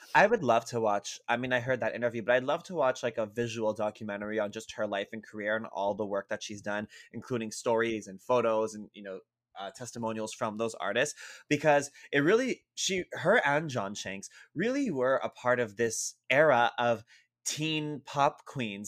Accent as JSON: {"language": "English", "town": "Montreal", "region": "Quebec", "country": "Canada", "said": "I'm from Montreal, so our legal age is eighteen"}